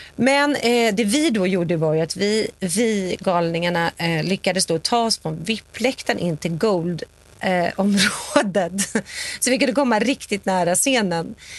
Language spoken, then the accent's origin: Swedish; Sweden; also born or lived in New York; now in Los Angeles, United States